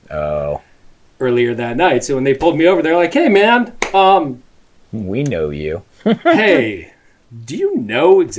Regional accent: Anchorage, Alaska, United States; moved away as an adult; also born or lived in Wisconsin / Lake Tahoe, California / Northern California; Born in Anchorage, lived there until I was 18. Week after high school, moved to Wisconsin for college. Was there for seven years.

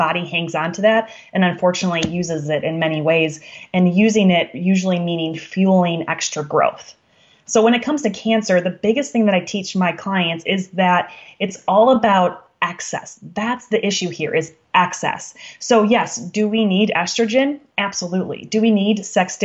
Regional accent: Wisconsin, United States; I'm from Wisconsin

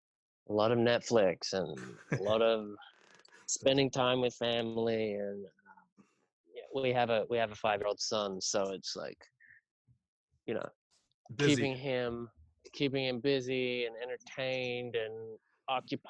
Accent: Sydney, New South Wales, Australia; moved away; I grew up in Sydney, Australia, in Northern Beaches area

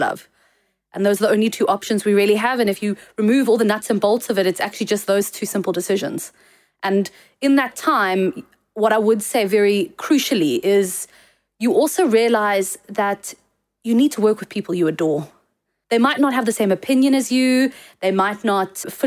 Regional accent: South Africa; as South African designers

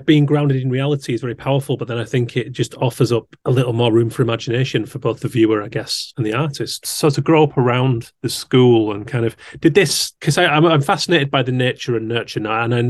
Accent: Haworth, Yorkshire and the Humber, United Kingdom; I grew up around Haworth in West Yorkshire

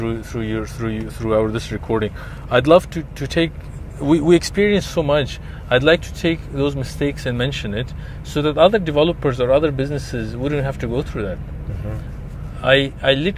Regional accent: Dubai, United Arab Emirates; where are you from? I say, Dubai

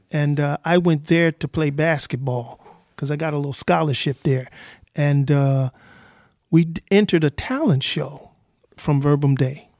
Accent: Los Angeles, California, United States; also born or lived in South Bend, Indiana / Tennessee; I was from the Nickus and Garden and Watts

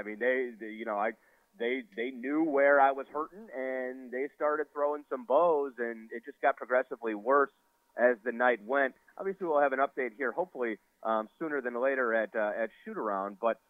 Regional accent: Cleveland, Ohio, United States; also born or lived in Orlando, Florida; now in Detroit, United States; I grew up in Cleveland, so I'm used to it, but you know, spent some time down in Orlando with Daniel Salerson, and so my blood, I don't even think is thickened back up yet. I'm a Florida boy.

